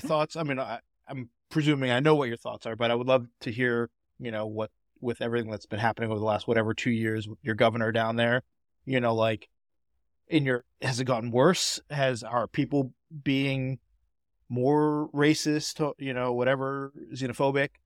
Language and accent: English; Boston, Massachusetts, United States; I grew up in Boston.